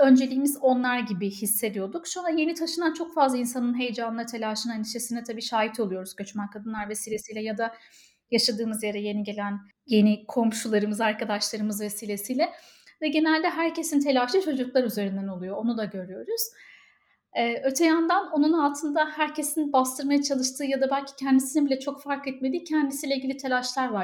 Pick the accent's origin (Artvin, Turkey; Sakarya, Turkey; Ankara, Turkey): Ankara, Turkey; moved away as an adult; also born or lived in Istanbul; now in Dublin, Ireland; Ankaralıyım ama İstanbul'da çalıştım.